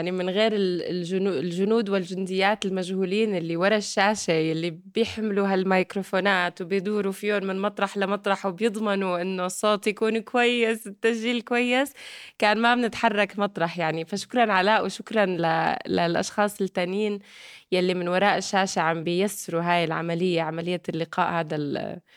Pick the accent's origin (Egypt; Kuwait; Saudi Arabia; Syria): Syria; حجم خساراتنا كسوريين وسوريات هائل المشاركة السياسية بسوريا معدومة